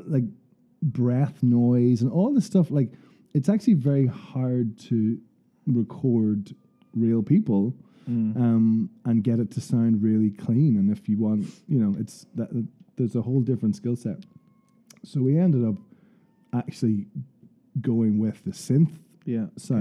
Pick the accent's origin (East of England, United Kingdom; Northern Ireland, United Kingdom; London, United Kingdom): Northern Ireland, United Kingdom; Portadown; from home in Portadown